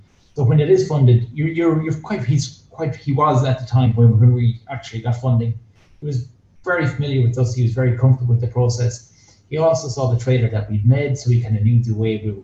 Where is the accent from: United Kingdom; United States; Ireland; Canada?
Ireland; Ennis, County Clare; I'm from Ennis